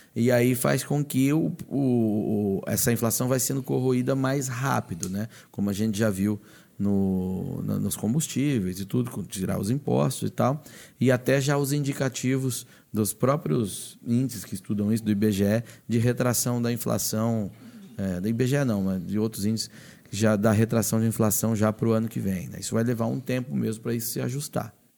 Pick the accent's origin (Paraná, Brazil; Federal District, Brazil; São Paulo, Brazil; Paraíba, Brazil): Paraná, Brazil; eu sou do Paraná.